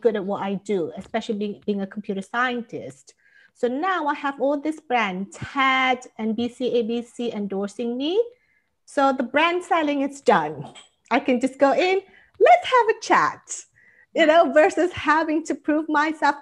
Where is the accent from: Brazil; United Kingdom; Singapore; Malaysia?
Malaysia; moved away as an adult; now in California, United States; I live in California, and I'm originally from Malaysia.